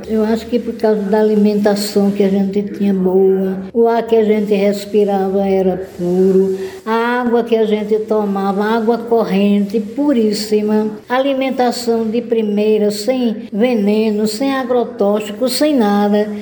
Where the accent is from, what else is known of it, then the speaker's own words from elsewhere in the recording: Pilão Arcado, Bahia, Brazil; Eu vim do Pilão Velho, vim para aqui, para Pilão Arcado